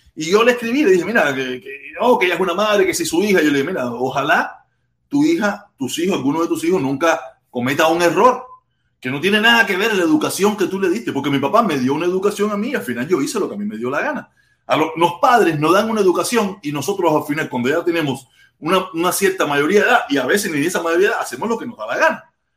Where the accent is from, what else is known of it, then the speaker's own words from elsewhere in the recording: Havana, Cuba; Yo soy habanero, yo soy de La Poma, yo hablo mal. Nosotros los habaneros hablamos